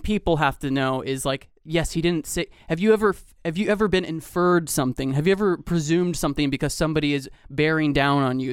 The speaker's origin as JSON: {"language": "English", "region": "Georgia", "country": "United States", "said": "I'm from Georgia"}